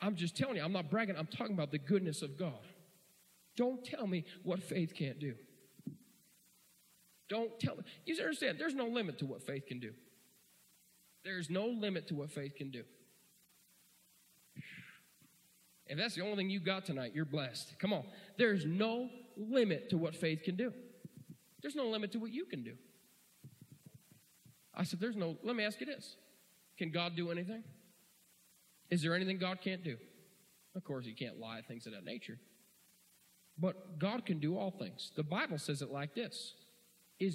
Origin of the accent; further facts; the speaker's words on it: Tompkinsville, northeastern Pennsylvania, United States; I'm from Tompkinsville. I was born on the wrong side of the spoon. I'm in northeastern Pennsylvania.